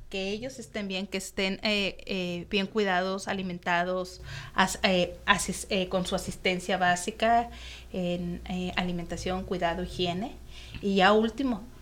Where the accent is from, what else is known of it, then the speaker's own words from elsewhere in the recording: Querétaro, Mexico; now in Tijuana, Mexico; que no solamente son tijuanenses, así como yo que llegué de Querétaro, pues hay de toda la República.